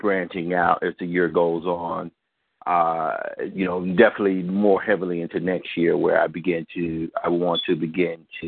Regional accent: Mississippi, United States; I was born and raised in Mississippi

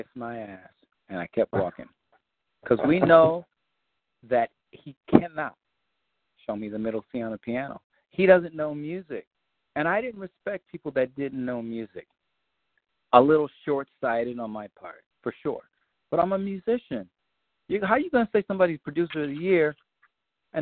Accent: New York, United States; I'm from New York, but I was more of a West Coast guy

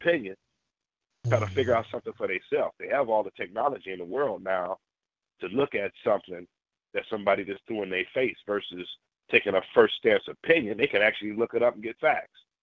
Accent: Berkeley, California, United States; I grew up in the Bay Area, you know, Berkeley, the multicultural thing

